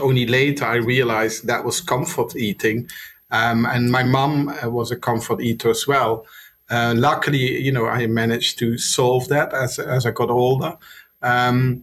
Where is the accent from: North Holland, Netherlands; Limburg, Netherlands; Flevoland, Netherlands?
Limburg, Netherlands; Maastricht; English is a second language; moved away as an adult; now in London, United Kingdom; from Maastricht. That's a town in the Netherlands where I'm from